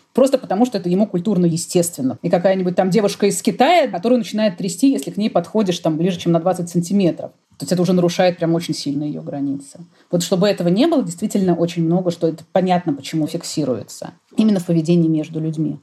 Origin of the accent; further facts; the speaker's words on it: Russia; я выросла в России